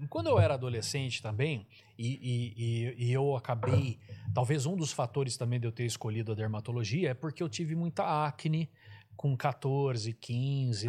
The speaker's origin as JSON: {"language": "Portuguese", "town": "Araraquara", "region": "São Paulo", "country": "Brazil", "said": "eu sou de Araraquara, Araraquara não tem também, é uma cidade quente"}